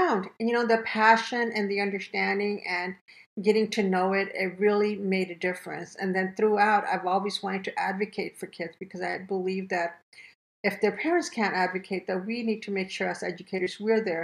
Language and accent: English; Imperial Valley, California, United States; English is a second language; also born or lived in India; I grew up in Imperial Valley, a very small town